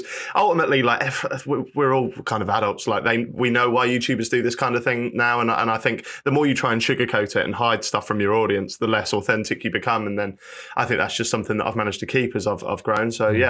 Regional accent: Norfolk, East of England, United Kingdom; I'm from Norfolk. So I like elongate my vowels anyway.

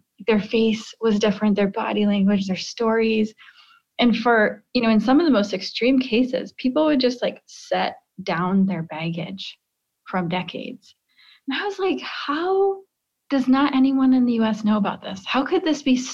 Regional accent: Midwest, United States; I grew up in the Midwest

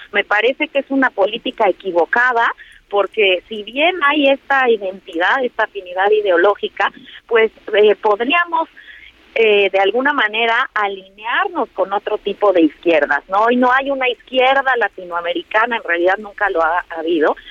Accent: Mexico

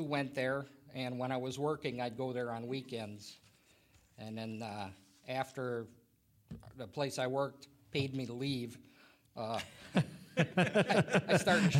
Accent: Milwaukee, Wisconsin, United States; also born or lived in Wauwatosa; now in Cedarburg, United States; I was born in Milwaukee. Okay. I lived all my life in the Milwaukee area.

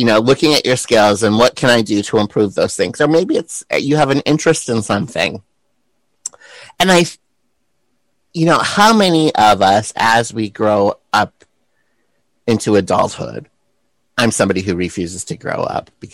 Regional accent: South Dakota, United States; moved away as an adult; also born or lived in San Francisco; Being a boy growing up in South Dakota

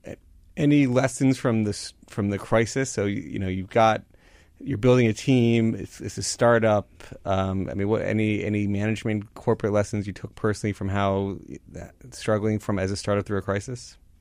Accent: Florida, United States; moved away; I grew up down in Florida

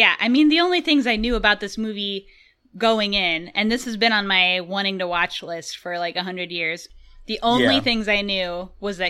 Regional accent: United States; I am American

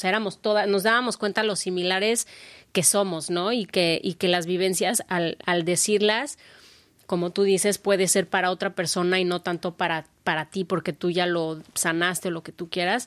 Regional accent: Mexico; como una mexicana

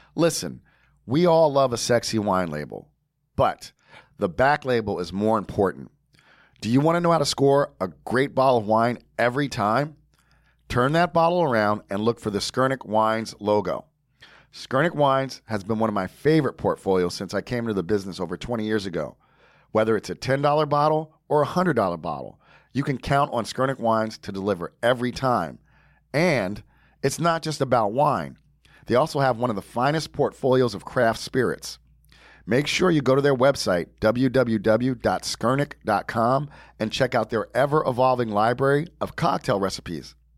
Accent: Long Branch, New Jersey, United States; I grew up in Long Branch

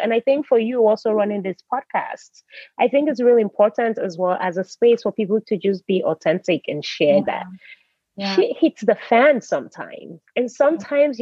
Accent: United States; moved away as an adult; also born or lived in Nigeria; now in Norway; I grew up in America, even though I've lived in Europe for a while, I'm still Nigerian

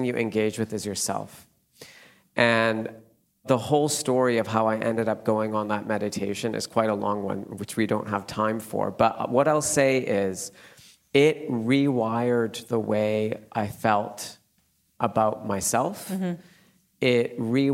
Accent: Calgary, Alberta, Canada; now in London, United Kingdom; I grew up in Canada, in Calgary, which is about 1 hour from the Rocky Mountains.

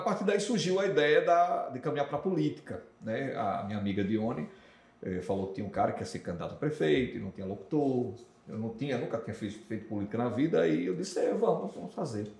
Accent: Arês, Rio Grande do Norte, Brazil; also born or lived in Natal, Rio Grande do Norte; Cheguei em Areis com 8 anos de idade

